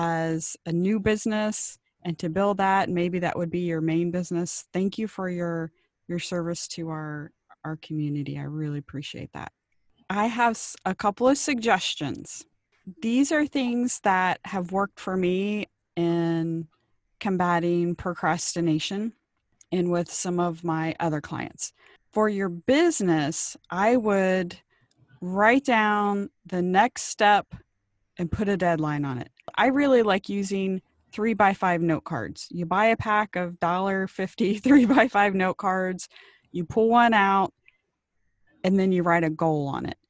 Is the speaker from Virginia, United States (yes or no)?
no; Cincinnati, Ohio, United States; now in Maui, United States; I grew up in Cincinnati